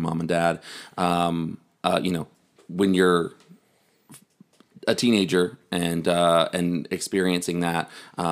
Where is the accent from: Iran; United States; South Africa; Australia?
United States; Tennessee; I'm a born and bred Tennessean